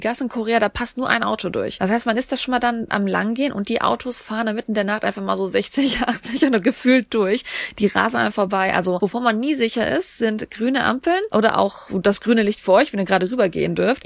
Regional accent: Germany; Als Deutscher

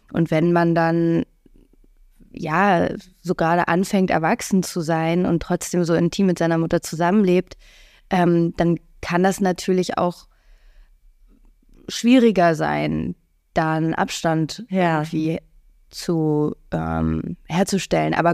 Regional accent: Mecklenburg-Vorpommern, Germany; also born or lived in England / United States; ich hab den größten, größten Teil meiner Kindheit in England verbracht, mhm. ähm, habe aber keine familiäre Bindung zu England. Äh, mein Vater kommt aus Bayern, ich bin in Mecklenburg groß geworden, habe auch in den USA gelebt

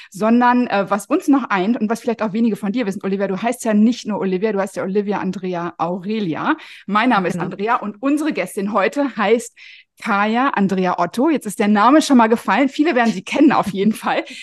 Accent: Paderborn, North Rhine-Westphalia, Germany; born or raised there

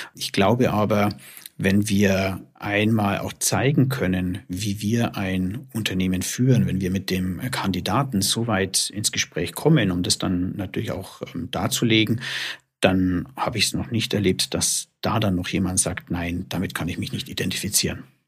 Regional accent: Germany; wir bei uns in Deutschland

